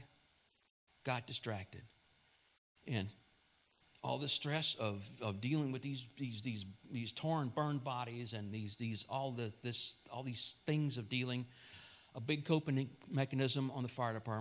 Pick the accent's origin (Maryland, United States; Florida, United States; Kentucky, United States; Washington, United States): Florida, United States; Plant City; I'm from Plant City